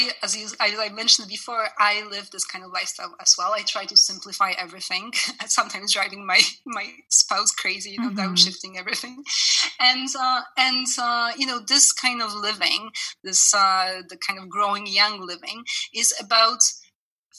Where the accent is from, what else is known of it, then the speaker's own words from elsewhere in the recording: Canada; now in France; I'm Canadian as well. I lived in Canada for many years